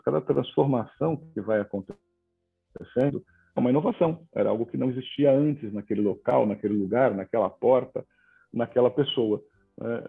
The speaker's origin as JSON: {"language": "Portuguese", "region": "São Paulo", "country": "Brazil", "tie": "born or raised there", "moved": "yes", "lives_now": "João Pessoa, Brazil", "said": "nasci em São Paulo, nasci na Moca"}